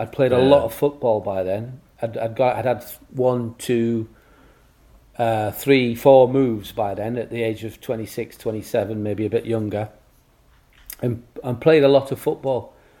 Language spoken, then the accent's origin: English; England, United Kingdom; And me personally, as an Englishman with a long hair and a beard, kind of stood out a little bit.